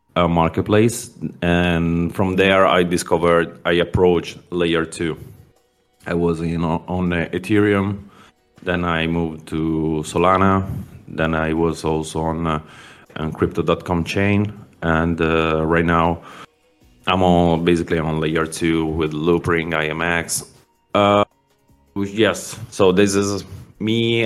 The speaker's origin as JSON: {"language": "English", "town": "Milan", "region": "Lombardy", "country": "Italy", "said": "I'm from Italy, from Milan"}